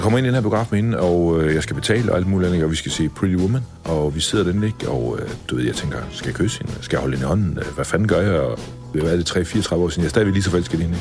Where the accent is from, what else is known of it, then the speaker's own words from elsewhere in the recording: Vejle, Southern Denmark, Denmark; jeg kommer jo født og opvokset i Vejle